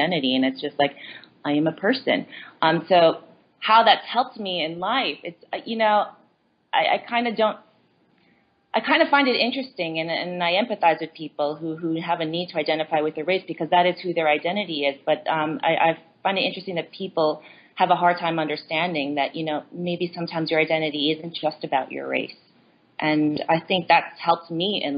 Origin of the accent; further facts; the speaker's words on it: Long Beach, New York, United States; also born or lived in South Korea; I grew up in Long Beach, Long Island in New York